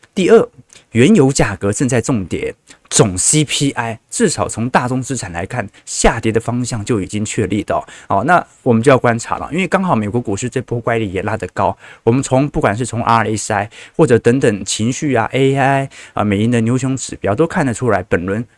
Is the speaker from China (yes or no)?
no; Taiwan; 我们台湾人